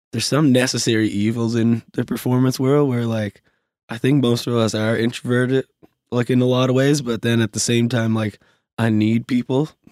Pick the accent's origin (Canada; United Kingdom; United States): Canada; Glace Bay, Nova Scotia; now in Halifax, Canada; I'm from Glace Bay and I have more friends in Halifax from Glace Bay who I grew up